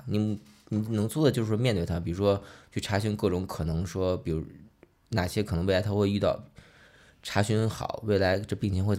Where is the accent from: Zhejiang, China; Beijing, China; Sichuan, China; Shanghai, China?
Beijing, China; Chaoyang; 我户籍是北京人，我也是一个满族，但是我从小生活环境更多是算是在农村长大，就北京近郊嘛。以前以前朝阳都对二环都是都是郊区嘛，我们算其实是朝阳的农民嘛